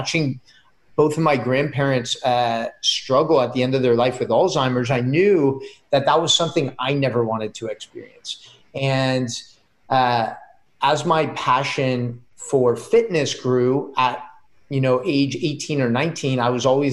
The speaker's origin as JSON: {"language": "English", "town": "San Mateo", "region": "California", "country": "United States", "tie": "born or raised there", "also_born_or_lived": "Israel / Oregon", "moved": "as an adult", "said": "I grew up in the Bay Area. So right in Silicon Valley in a city called San Mateo."}